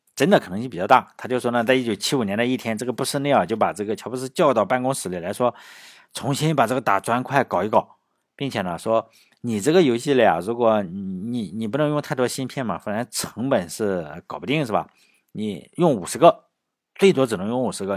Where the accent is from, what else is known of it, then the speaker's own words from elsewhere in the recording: China; 我们中国人不是常说多一个朋友多一条路嘛。